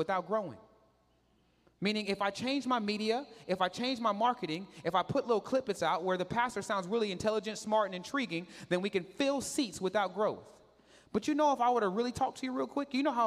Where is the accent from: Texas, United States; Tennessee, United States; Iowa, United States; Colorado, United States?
Texas, United States; Katy; I grew up in Katy.